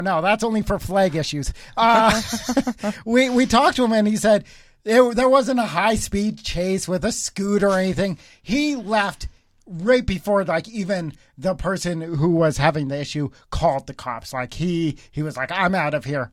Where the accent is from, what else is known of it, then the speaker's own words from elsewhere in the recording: Cochrane, Alberta, Canada; we're all from Cochrane.